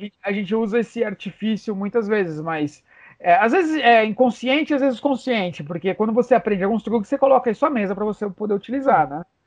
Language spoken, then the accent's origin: Portuguese; Brazil